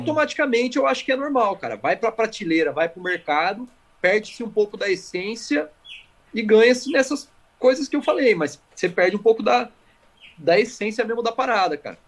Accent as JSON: {"language": "Portuguese", "town": "Campinas", "region": "São Paulo", "country": "Brazil", "tie": "born or raised there", "said": "Eu nasci em Campinas e eu morava ali na, na no Jardim Cristina Ouro Verde"}